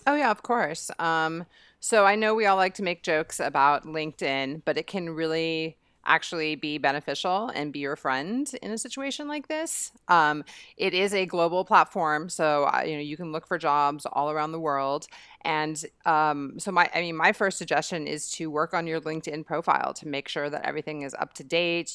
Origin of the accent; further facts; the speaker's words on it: United States; moved away; being American